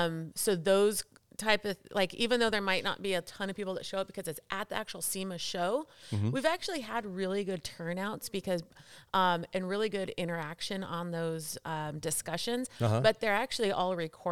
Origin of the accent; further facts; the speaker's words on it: San Dimas, California, United States; and so we grew up surrounded in San Dimas, California.